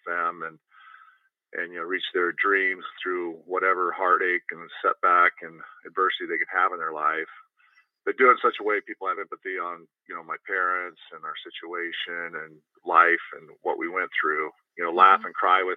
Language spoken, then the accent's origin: English; Moses Lake, Washington, United States; also born or lived in Logan, Utah; I ended up born in Moses Lake, Washington